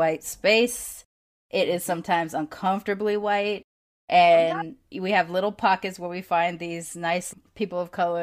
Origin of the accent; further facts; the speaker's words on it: Long Beach, California, United States; moved away; also born or lived in East Coast; I grew up in the hood, border of Long Beach and Compton